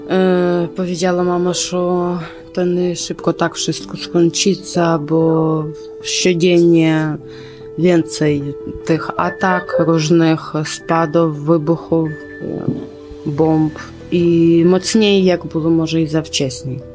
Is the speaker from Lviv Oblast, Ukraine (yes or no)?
no; Lutsk, Volyn Oblast, Ukraine; Polish is a second language; now in Poland; Jestem z Wolyni, Wolyńska oblaść, Ludzk.